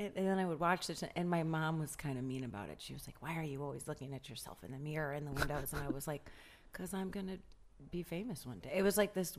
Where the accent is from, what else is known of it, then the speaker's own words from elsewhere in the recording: Chicago, Illinois, United States; now in Los Angeles, United States; I'm from Chicago, Illinois.